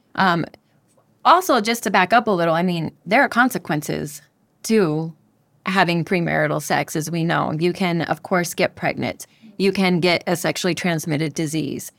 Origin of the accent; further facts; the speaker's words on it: Denver, Colorado, United States; moved away as an adult; now in Panama; I'm from Denver, Colorado